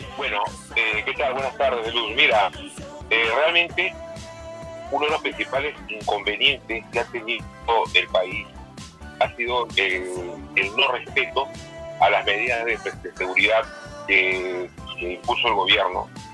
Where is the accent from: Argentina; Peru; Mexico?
Peru